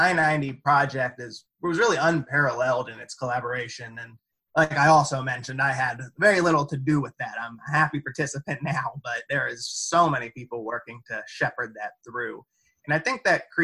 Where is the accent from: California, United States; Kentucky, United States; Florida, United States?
Kentucky, United States; moved away; I'm from Kentucky